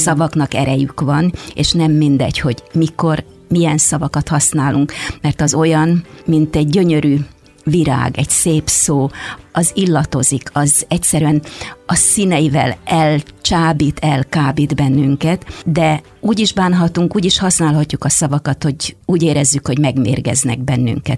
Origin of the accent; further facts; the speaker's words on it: Hungary; first language Hungarian; moved away as an adult; now in Canada; mikor ide születtem erre a földre, és ez az, amin én megtanultam beszélni